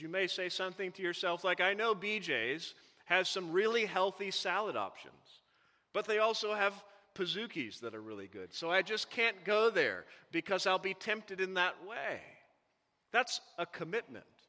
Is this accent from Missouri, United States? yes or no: yes; Missouri, United States; I, I grew up in Missouri.